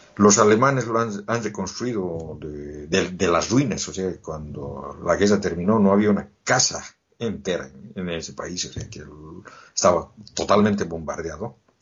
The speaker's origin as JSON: {"language": "Spanish", "country": "Bolivia", "moved": "yes", "said": "Yo volví a Bolivia después de 13 años de lo que salí."}